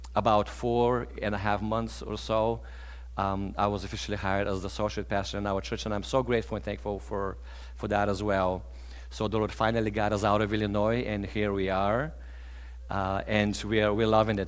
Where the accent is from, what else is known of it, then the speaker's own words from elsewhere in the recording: Bulgaria; moved away as an adult; I'm originally from Eastern Europe